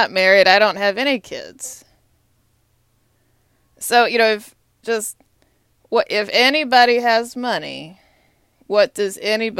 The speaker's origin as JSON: {"language": "English", "town": "Austin", "region": "Texas", "country": "United States", "tie": "born or raised there", "moved": "yes", "lives_now": "Washington, D.C., United States", "said": "I'm a Longhorn. Austin, Texas, is my hometown."}